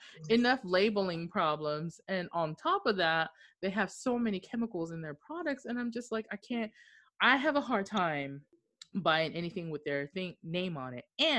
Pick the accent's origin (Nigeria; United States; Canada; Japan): Japan; Okinawa; especially us being from overseas and me growing up in Okinawa, some of these foods don't taste right.